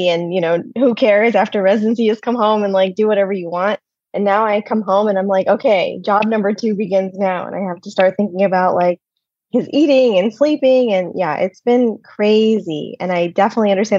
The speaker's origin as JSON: {"language": "English", "region": "Michigan", "country": "United States", "tie": "born or raised there", "also_born_or_lived": "Boston", "moved": "as an adult", "lives_now": "New York City, United States", "said": "I grew up in Michigan in the middle of nowhere"}